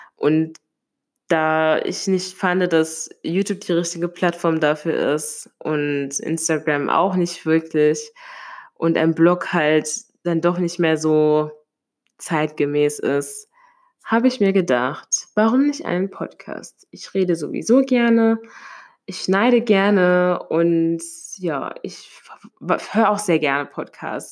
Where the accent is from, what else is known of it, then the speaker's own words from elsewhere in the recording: Limburg an der Lahn, Hesse, Germany; now in Mainz, Germany; Ich komme ursprünglich aus einem Vorort, von einem Vorort von Limburg an der Lahn